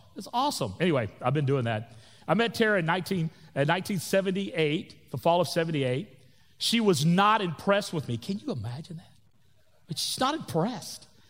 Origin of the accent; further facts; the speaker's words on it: Florida Panhandle, United States; I grew up in the South, in Florida. That is the South, especially the Panhandle of Florida, or you can call it L A, Lower Alabama. That's where, where I grew up